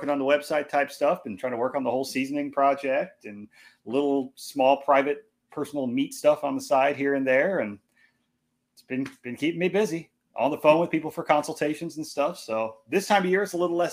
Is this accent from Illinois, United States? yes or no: yes; Illinois, United States; also born or lived in Iowa; I was born in Iowa, grew up in Illinois, just right on the other side over by the Mississippi River.